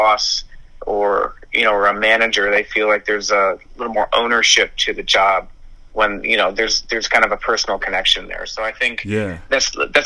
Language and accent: English; Buffalo, New York, United States; moved away as an adult; now in Westchester, United States; born and raised in Buffalo. I've been there my entire life, and just recently moved down to Westchester.